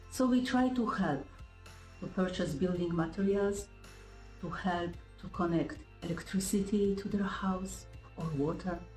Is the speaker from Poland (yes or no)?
yes; Poland; English is a second language; moved away as an adult; now in Jamaica; I am originally from Poland, and for the last nine years, I share my life and my faith with the people of St. Thomas Civil Parish, the eastern part of Jamaica.